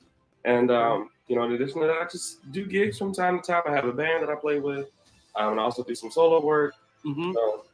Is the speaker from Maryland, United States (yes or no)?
yes; Baltimore, Maryland, United States; I'm 30 years old. I'm born and bred in Baltimore, Maryland.